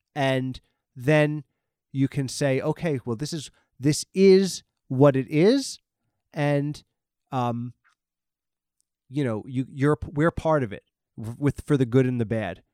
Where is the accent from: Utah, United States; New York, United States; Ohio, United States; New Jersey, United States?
New York, United States; I'm from the East Coast, I'm from New York